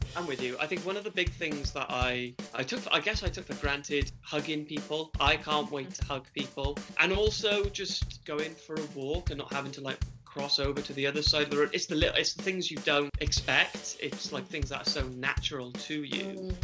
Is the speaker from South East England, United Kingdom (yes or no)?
no; the Valleys, South Wales, United Kingdom; also born or lived in Cardiff; born in Cardiff, raised in the valleys